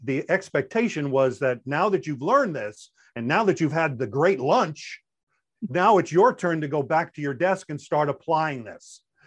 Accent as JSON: {"language": "English", "area": "Long Island", "region": "New York", "country": "United States", "accent": "New York", "moved": "as an adult", "said": "I am originally from Long Island, New York, You may even hear some of that New York coming out"}